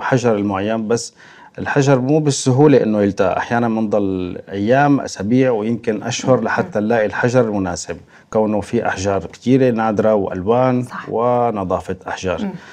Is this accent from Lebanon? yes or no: no; Syria; moved away as an adult; now in Moscow, Russia; الاصل سوريا